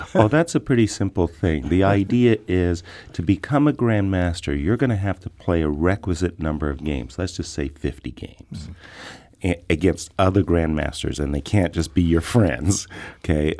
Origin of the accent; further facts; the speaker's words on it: Seattle, Washington, United States; I'm from Seattle